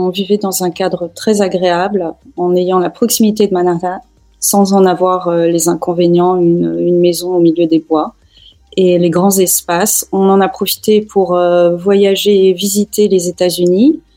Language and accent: French; France; also born or lived in Tehran, Iran / Barcelona, Spain / United States / United Arab Emirates; now in Bern, Switzerland; je suis à l'origine franco-iranienne. Je suis née à Téhéran, j'ai vécu euh, essentiellement en France.